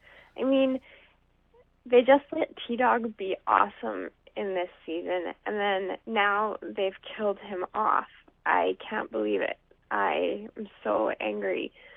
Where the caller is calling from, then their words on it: Winnipeg, Manitoba, Canada; from Winnipeg